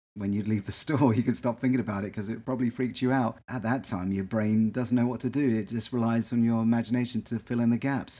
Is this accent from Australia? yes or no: no; England, United Kingdom; now in United States; when I was growing up in England